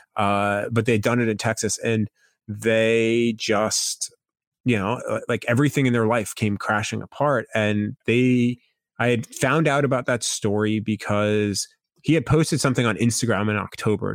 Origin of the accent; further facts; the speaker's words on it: Long Island, New York, United States; moved away; I grew up in New York. I grew up on Long Island.